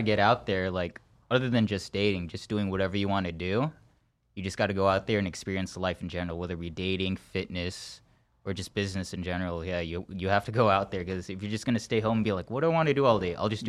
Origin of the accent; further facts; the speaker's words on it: Antioch, California, United States; I'm from Antioch. I'm from the Bay.